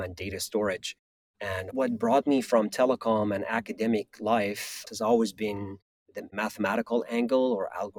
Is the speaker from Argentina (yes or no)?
no; Iran; moved away; I grew up in Iran, and I was there for the 8 years of Iran-Iraq war.